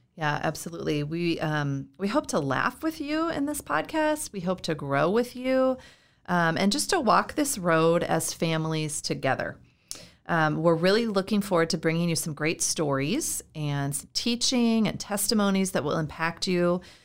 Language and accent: English; Iowa, United States; moved away as an adult; also born or lived in California / Florida / North Carolina; now in Minnesota, United States; I'm from Iowa. Uh, I was born and raised there